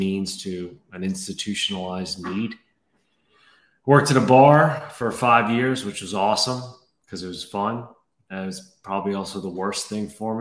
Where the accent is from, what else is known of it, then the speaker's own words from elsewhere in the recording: New Orleans, Louisiana, United States; moved away as an adult; I grew up in New Orleans. That's where I'm from, born and raised.